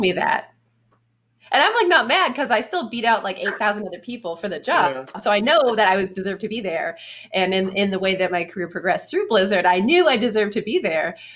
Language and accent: English; Canada; moved away as an adult; also born or lived in Orange County; I'm Canadian